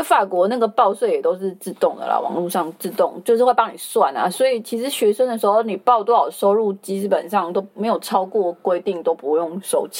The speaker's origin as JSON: {"language": "Chinese", "country": "Taiwan", "tie": "born or raised there", "moved": "as an adult", "lives_now": "France", "said": "其实我在台湾长大，然后来这边有受到一些文化的冲击，然后怎么样去适应，然后又回台湾又又再冲击一次"}